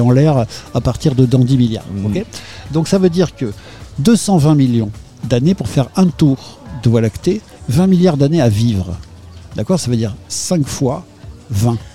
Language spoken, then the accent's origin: French; France; nous, on est français